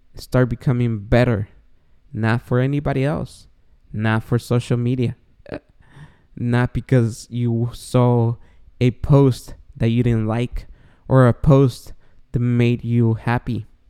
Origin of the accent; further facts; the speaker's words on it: Guatemala; English is a second language; moved away; So if this short Guatemalan was able to quit drinking, the star of podcasts, even though I have an accent